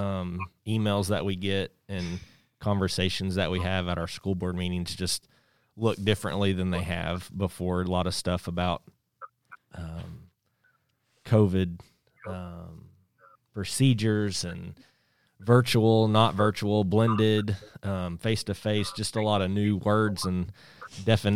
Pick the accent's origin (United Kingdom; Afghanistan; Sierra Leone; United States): United States; Springdale, Arkansas; I grew up in Springdale and have been in Springdale schools from first grade till I graduated high school